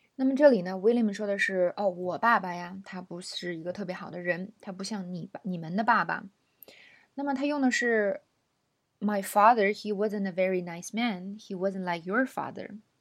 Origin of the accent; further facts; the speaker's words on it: China; 我作为一个中国人，或，呃，尤其是教英文的老师